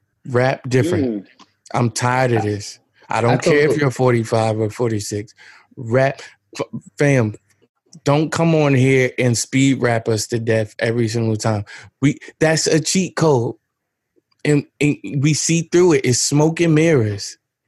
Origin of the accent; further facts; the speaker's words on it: New Jersey, United States; I'm not from Detroit. I'm from Jersey.